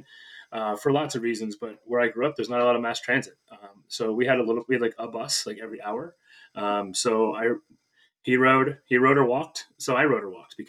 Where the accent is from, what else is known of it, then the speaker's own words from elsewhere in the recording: Pittston, Pennsylvania, United States; now in Wyncote, United States; in Pittston, Pennsylvania, my hometown